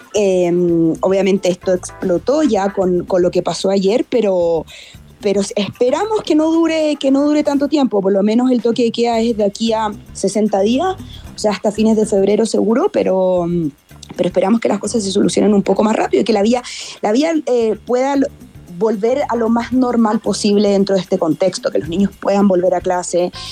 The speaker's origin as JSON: {"language": "Spanish", "country": "Chile", "moved": "as an adult", "lives_now": "Quito, Ecuador", "said": "nosotros como chilenos"}